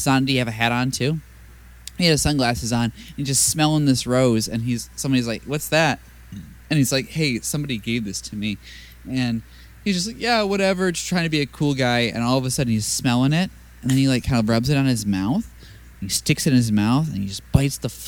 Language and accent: English; United States